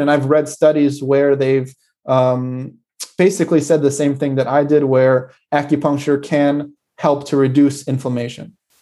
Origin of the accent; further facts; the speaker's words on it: United States; moved away; my hometown in America can get very cold in the winter